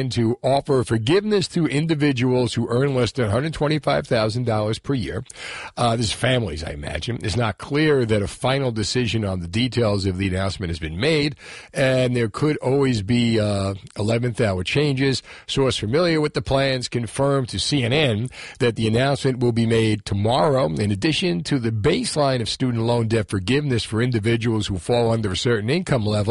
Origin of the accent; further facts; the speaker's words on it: Union City, New Jersey, United States; I grew up in Union City